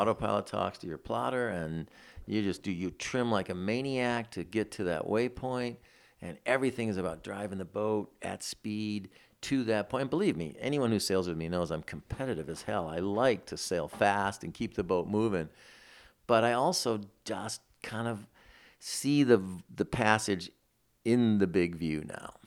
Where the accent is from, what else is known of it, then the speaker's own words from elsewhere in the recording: Detroit, Michigan, United States; moved away; I grew up in Detroit, in the city